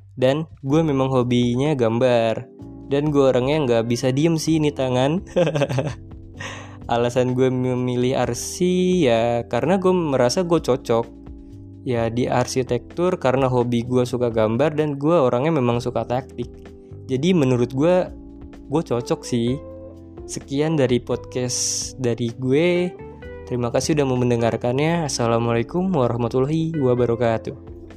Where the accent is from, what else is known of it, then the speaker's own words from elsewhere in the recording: Lampung, Indonesia; Gue lahir dari kota kecil dengan segala kenangannya. Yang orang sering bilang kota gue itu kota begal. Yaps, Lampung